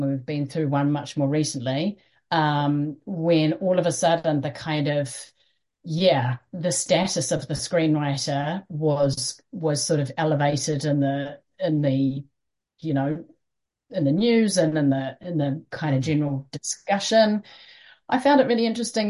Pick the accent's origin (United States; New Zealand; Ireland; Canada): New Zealand; also born or lived in London; we're from Aotearoa, New Zealand